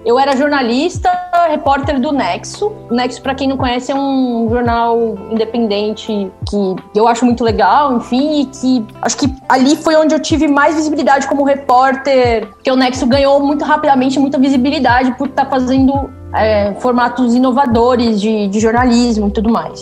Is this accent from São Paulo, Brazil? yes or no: yes; São Bernardo do Campo, São Paulo, Brazil; Eu sou do ABC, na verdade, eu nasci em São Bernardo